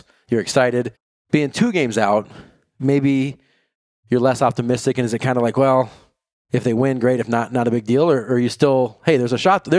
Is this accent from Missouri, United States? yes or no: no; Kansas, United States; now in Minnesota, United States; I'm originally from Kansas, currently living in Minnesota